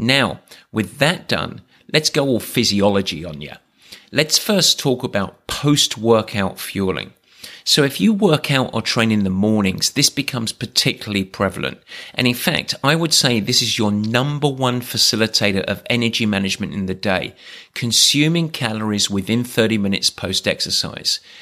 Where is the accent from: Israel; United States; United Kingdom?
United Kingdom; England; I'm English